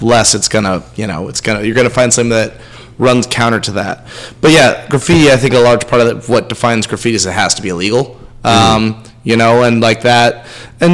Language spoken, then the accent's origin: English; Peekskill, New York, United States; moved away as an adult; also born or lived in Boulder, Colorado / Suphanburi, Thailand; I grew up in Peekskill. It's in Westchester